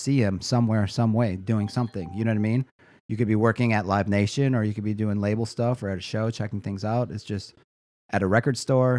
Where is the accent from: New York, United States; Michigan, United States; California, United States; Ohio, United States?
Michigan, United States; Detroit; moved away as an adult; I'm from Detroit, but I only lived there again for a little bit before I split out here.